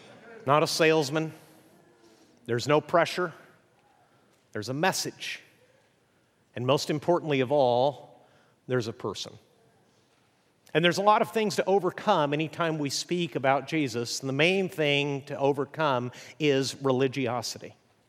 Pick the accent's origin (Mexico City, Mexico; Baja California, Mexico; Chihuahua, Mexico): Chihuahua, Mexico; I grew up in northern Mexico. My parents were missionaries. I grew up in Chihuahua, which is unfortunately where the dog comes from, I'm told.